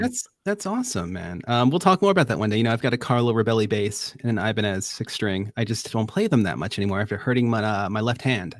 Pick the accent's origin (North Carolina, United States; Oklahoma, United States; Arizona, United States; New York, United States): New York, United States; Long Island; we didn't have Krispy Kremes here in Long Island. We used to get Entenmann's cookies.